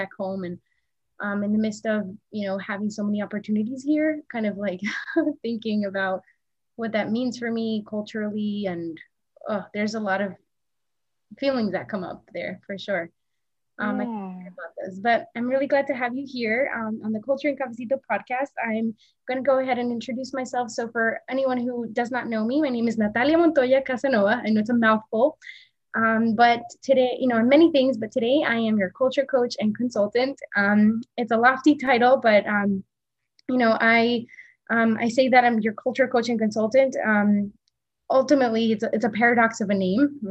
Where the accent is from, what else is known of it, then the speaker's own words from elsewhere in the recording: Pasto, Nariño, Colombia; moved away; I was born in Pasto, in Nariño, in the south